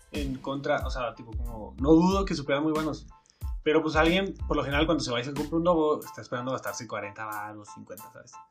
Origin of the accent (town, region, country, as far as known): Mexico